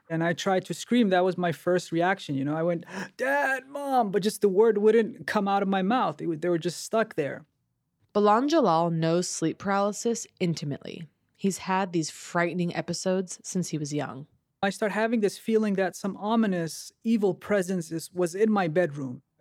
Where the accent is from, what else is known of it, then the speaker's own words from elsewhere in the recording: Denmark; also born or lived in Bulgaria; So I was born in Bulgaria, and then they moved to Denmark um, in hope of a better life. So we went to a refugee camp. So I was in a refugee camp initially, but luckily I got out of that camp. But we, I grew up in a sort of ghetto like. area.